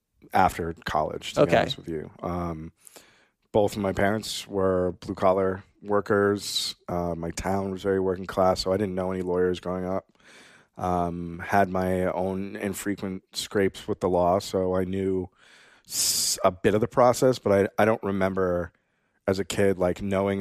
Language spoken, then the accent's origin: English; Pepperell, Massachusetts, United States; also born or lived in Bogota, Colombia; I was born in Bogota, Colombia. I was adopted by some lovely Irish Catholic white people. I grew up in the suburbs of Boston in a town called Pepperell, Massachusetts.